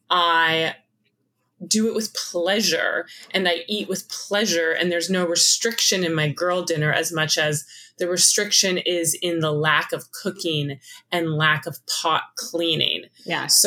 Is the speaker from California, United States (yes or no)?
yes; Los Angeles, California, United States; I grew up in Hollywood and I was still living in Hollywood, working in Hollywood around the time that Priuses came online.